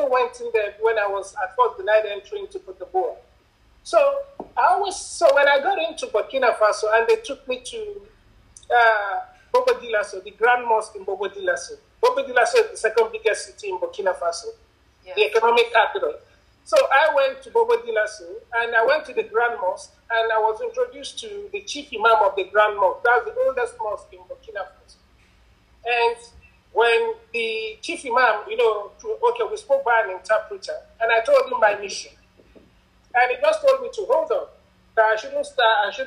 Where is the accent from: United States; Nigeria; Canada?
Nigeria; I'm a Nigerian. I come in from a country